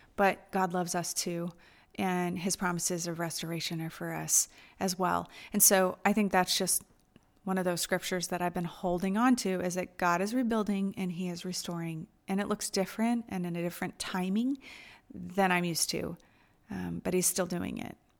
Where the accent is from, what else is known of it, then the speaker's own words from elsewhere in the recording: United States; moved away as an adult; also born or lived in Asia; as an American who's always rushed and busy